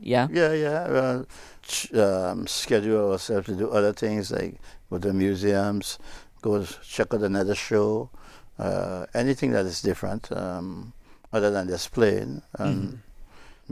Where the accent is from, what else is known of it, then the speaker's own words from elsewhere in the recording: Trinidad & Tobago; moved away; it's my hometown